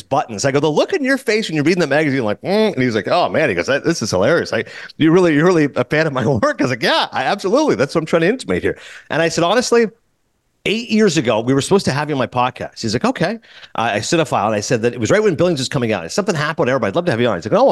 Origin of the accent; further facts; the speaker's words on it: Kingston, Ontario, Canada; moved away; I grew up in Kingston.